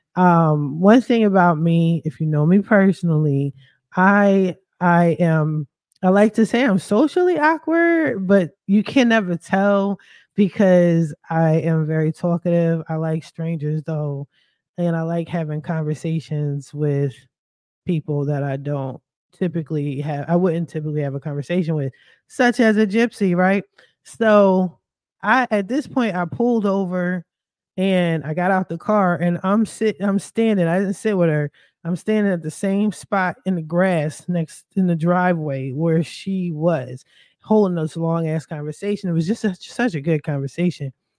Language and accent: English; Philadelphia, Pennsylvania, United States; moved away; I'm a East Coast girl, I'm from Philly